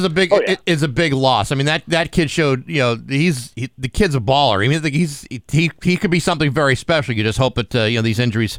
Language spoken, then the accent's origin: English; Attleboro, Massachusetts, United States; I grew up in the Attleboro area. I was born in Attleboro.